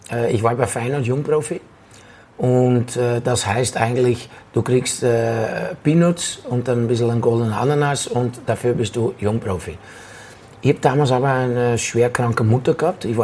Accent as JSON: {"language": "German", "town": "Rotterdam", "region": "South Holland", "country": "Netherlands", "tie": "born or raised there", "said": "Und da bin ich zu Excelsior Rotterdam, in meiner Heimatstadt Rotterdam."}